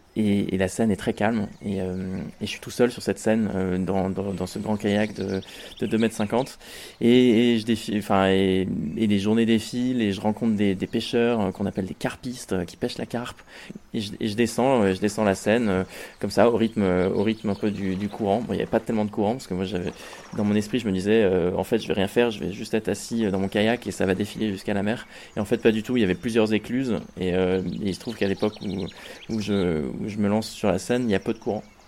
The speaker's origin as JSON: {"language": "French", "town": "Rouen", "region": "Normandy", "country": "France", "tie": "born or raised there", "moved": "as an adult", "lives_now": "Paris, France", "said": "À l'origine, moi je suis normand, je suis né à Rouen, j'ai fait mon collège et mon lycée à Rouen. Et, euh, maintenant je vis à Paris"}